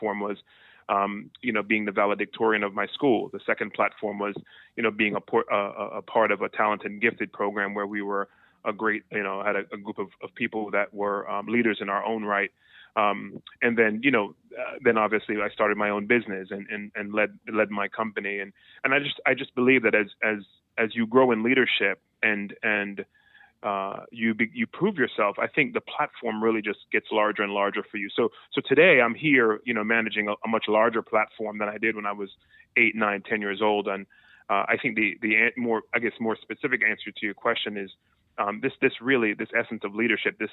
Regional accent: Jamaica; I was born and raised in Jamaica

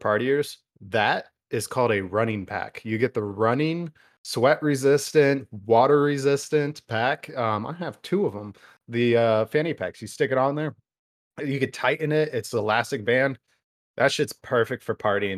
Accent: United States; We in America

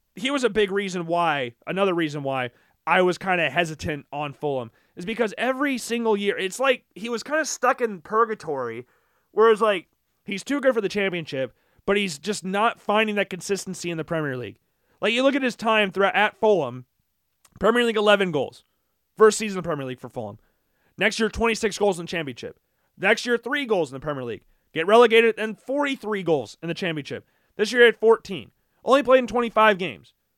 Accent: United States; being American

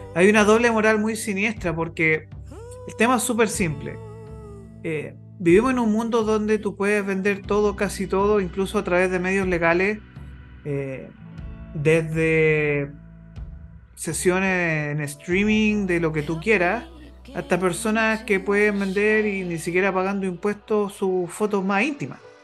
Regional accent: Chile; como chilenos

